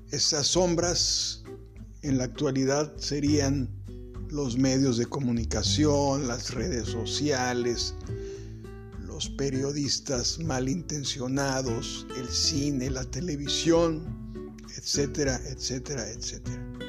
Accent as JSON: {"language": "Spanish", "town": "Acapulco", "region": "Guerrero", "country": "Mexico", "tie": "born or raised there", "said": "yo soy originario de Acapulco"}